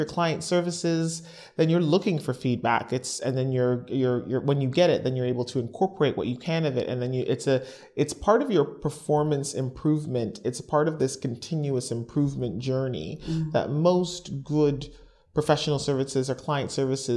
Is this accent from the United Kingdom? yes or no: no; Canada; accent: Canadian; moved away; my accent's Canadian